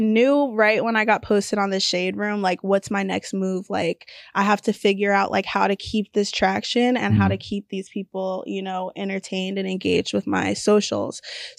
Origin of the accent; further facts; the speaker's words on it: The Woodlands, Texas, United States; The Woodlands.